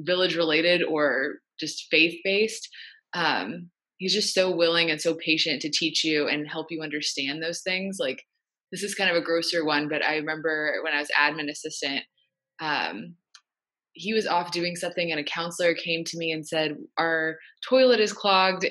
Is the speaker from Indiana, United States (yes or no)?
yes; Indianapolis, Indiana, United States; moved away; I'm from Indianapolis